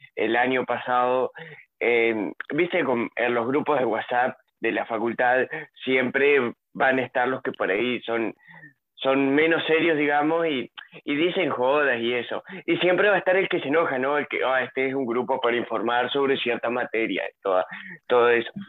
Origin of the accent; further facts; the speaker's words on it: Nueva Palmira, Colonia, Uruguay; yo soy de Nueva Palmira, en Colonia